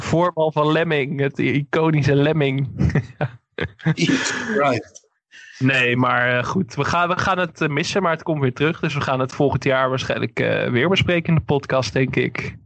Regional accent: Enkhuizen, North Holland, Netherlands; mijn geboorteplaats Enkhuizen

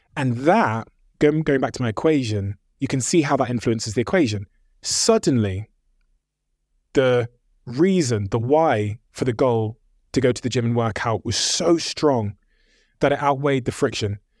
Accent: Plymouth, South West England, United Kingdom; also born or lived in Botswana; growing up in Plymouth in like 1994

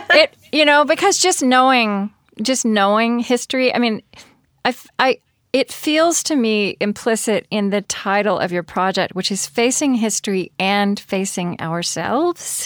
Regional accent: Oklahoma, United States; I grew up in Oklahoma

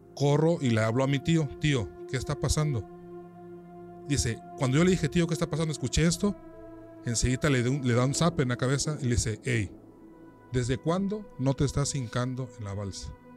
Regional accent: San Juan Bautista Tuxtepec, Oaxaca, Mexico; él, yo nos criamos prácticamente aquí en Tuxtepec

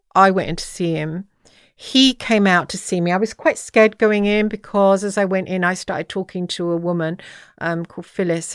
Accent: England, United Kingdom; also born or lived in Dublin; I'm English

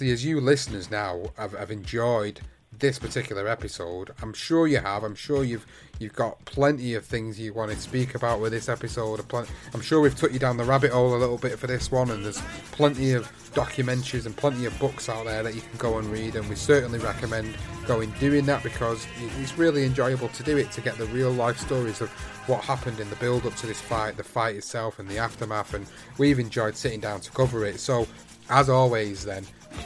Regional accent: United Kingdom; British fight fans

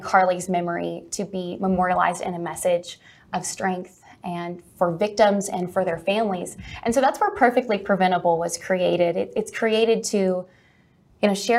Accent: Lamesa, Texas, United States; moved away; I am from West Texas originally. I'm from La Mesa, Texas, which is about an hour south of Lubbock and an hour north of Midland

